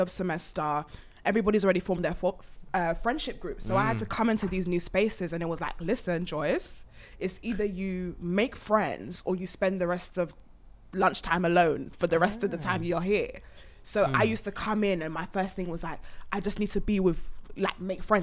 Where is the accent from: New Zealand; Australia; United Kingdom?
United Kingdom; London; moved away as an adult; also born or lived in Ireland / Luton / Bedford / Tottenham; then I moved to North London. So I'd say by heart, I'm a North London girly